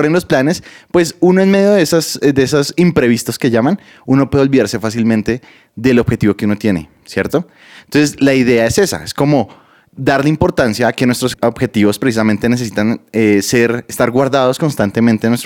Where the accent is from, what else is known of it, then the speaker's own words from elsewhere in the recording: Bogotá, Colombia; soy, soy cachaco a la carachas. Vengo de Bogotá.